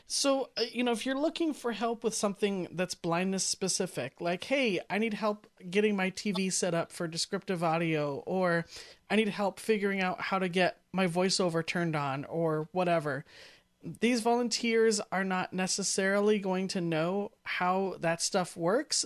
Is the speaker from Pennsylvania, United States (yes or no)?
yes; Pittsburgh, Pennsylvania, United States; I'm from Pittsburgh